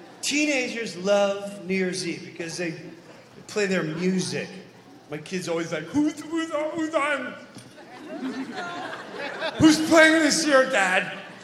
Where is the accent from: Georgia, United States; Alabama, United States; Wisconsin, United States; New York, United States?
Wisconsin, United States; Madison; I'm from Madison, Wisconsin.